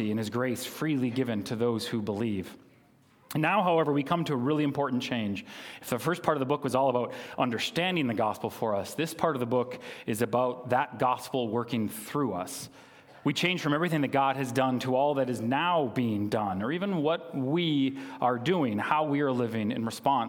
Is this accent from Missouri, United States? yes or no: no; Minnesota, United States; I grew up in Malacca, Minnesota